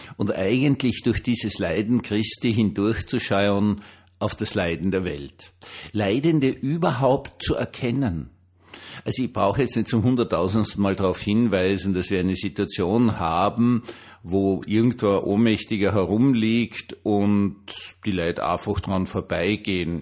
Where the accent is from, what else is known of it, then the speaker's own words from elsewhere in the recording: Vienna, Austria; ich bin Wiener